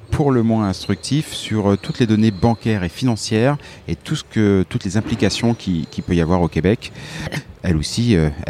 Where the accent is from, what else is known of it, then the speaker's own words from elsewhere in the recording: Villeurbanne, Auvergne-Rhône-Alpes, France; Bonjour, je viens de Lyon, Villeurbanne exactement.